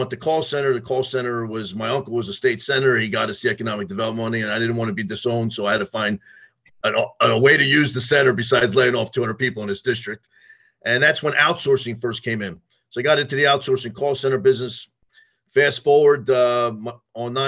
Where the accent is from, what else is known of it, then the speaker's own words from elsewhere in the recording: Monmouth County, New Jersey, United States; also born or lived in Philadelphia; I grew up in Monmouth County and family from Philadelphia